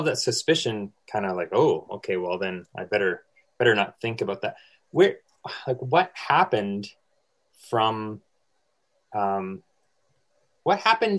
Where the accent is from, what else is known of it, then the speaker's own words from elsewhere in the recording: Eastern Canada, Canada; I grew up in Eastern Canada where, you know, lots of Catholic churches, and there are always images of Mary at the front.